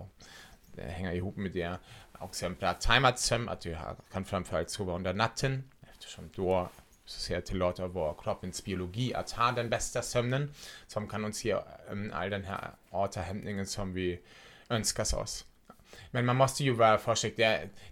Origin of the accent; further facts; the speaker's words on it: Germany; Swedish is a second language; now in Sweden; jag kommer ursprungligen från Tyskland så därför låter jag som jag låter